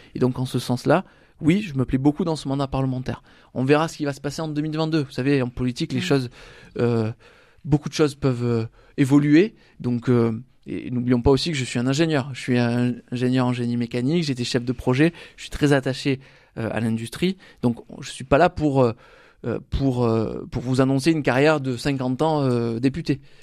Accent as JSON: {"language": "French", "town": "Salon-de-Provence", "region": "Provence-Alpes-Côte d'Azur", "country": "France", "said": "je suis de Salon de Provence"}